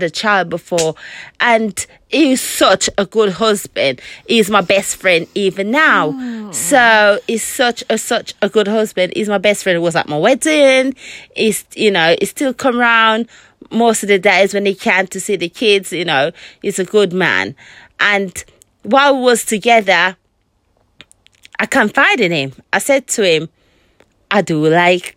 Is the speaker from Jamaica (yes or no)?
yes; Jamaica; I was born in Jamaica. I was brought up by my great grandmother and my great great grandmother